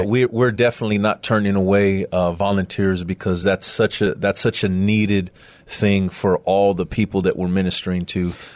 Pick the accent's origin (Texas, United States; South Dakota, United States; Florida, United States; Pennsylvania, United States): Texas, United States; San Antonio; I'm from San Antonio, uh, west side of San Antonio